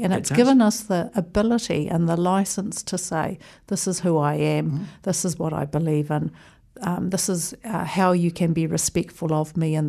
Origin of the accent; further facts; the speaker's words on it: Auckland, New Zealand; also born or lived in Wellington; So I was here for a grand total of 14 days before we moved to Auckland, where I did my schooling